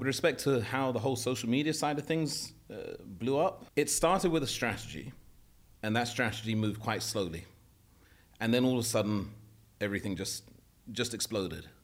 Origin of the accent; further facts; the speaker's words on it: London, United Kingdom; moved away as an adult; also born or lived in Morocco / Saudi Arabia; I grew up in London. I was born in Paddington, St Mary's Hospital